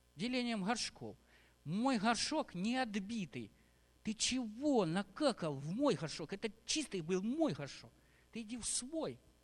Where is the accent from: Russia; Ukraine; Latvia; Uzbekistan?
Ukraine; Я тоже здесь родился, в Украине